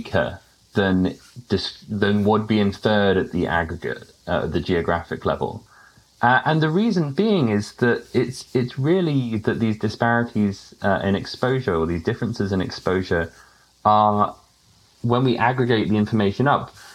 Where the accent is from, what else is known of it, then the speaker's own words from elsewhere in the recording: United Kingdom; accent: British; moved away; my accent as being British.